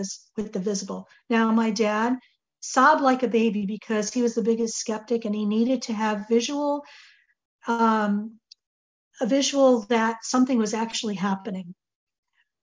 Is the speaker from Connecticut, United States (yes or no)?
yes; Connecticut, United States; We grew up in Connecticut